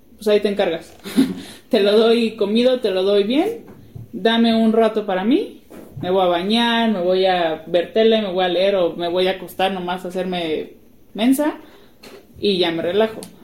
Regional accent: Guadalajara, Jalisco, Mexico; moved away as an adult; now in Puebla, Mexico; Yo no soy de aquí, yo soy de Guadalajara y estamos ahorita en Puebla porque mi esposo es de aquí

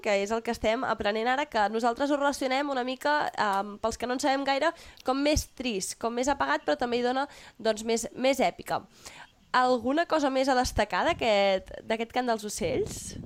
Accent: Catalonia, Spain; nosaltres som catalans

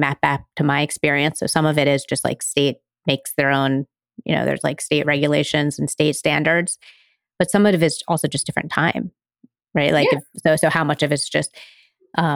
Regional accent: Pennsylvania, United States; also born or lived in New York State; now in New York, United States; I live in New York State and I grew up in Pennsylvania

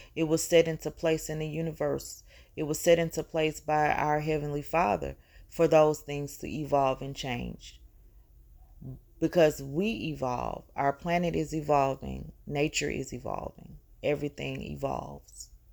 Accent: the South, United States; here in the South

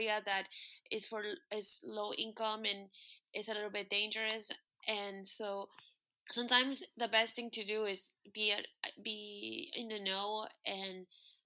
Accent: United States; we're American

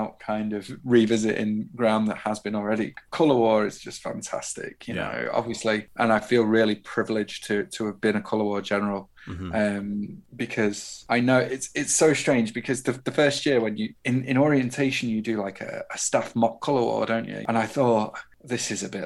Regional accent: United Kingdom; as a British person

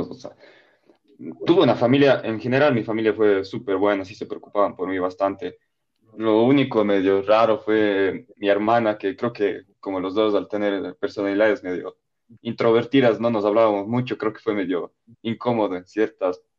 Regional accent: Bavaria, Germany; fuimos a Nuremberg, que era la ciudad grande cerca de mi pueblo

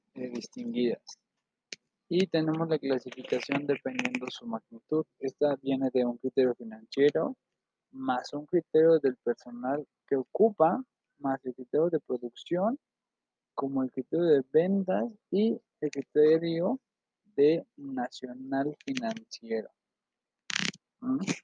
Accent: Mexico; tenemos obligaciones como mexicano

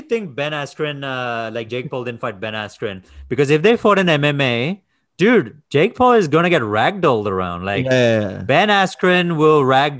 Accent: India; I'm from India, though.

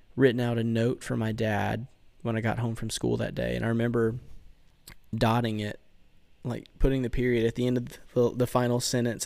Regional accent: Bayou La Batre, Alabama, United States; I'm from good old Bayou Labatry

